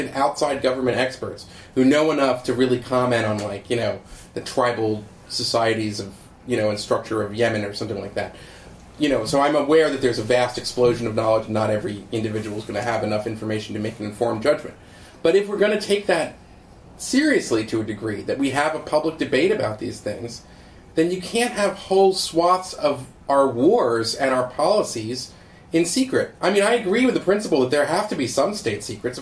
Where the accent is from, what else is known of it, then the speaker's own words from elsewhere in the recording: United States; as an American